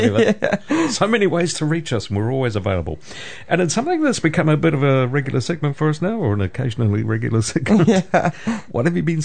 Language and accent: English; Putaruru, Waikato, New Zealand; My hometown Potaruru Theatre Players